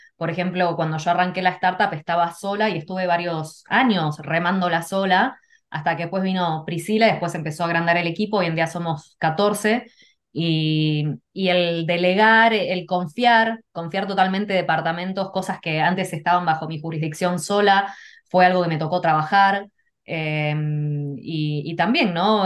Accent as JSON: {"language": "Spanish", "country": "Argentina", "tie": "born or raised there", "also_born_or_lived": "Canada / Mexico / California", "moved": "yes", "said": "yo lo que recuerdo de chica, bueno, mis papás en Argentina íbamos a la iglesia"}